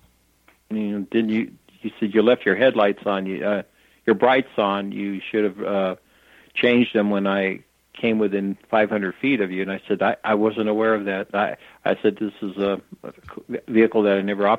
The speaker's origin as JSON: {"language": "English", "country": "United States", "said": "I'm from the United States"}